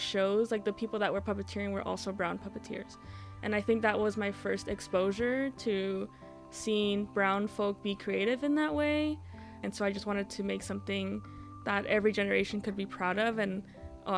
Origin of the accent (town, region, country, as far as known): Los Angeles, California, United States; born or raised there; moved away as an adult